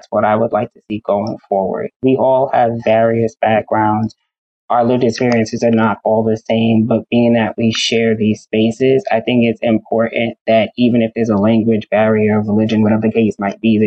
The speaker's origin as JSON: {"language": "English", "town": "New York City", "region": "New York", "country": "United States", "tie": "born or raised there", "said": "I am a Bronx head. I am born and raised. I love my hometown."}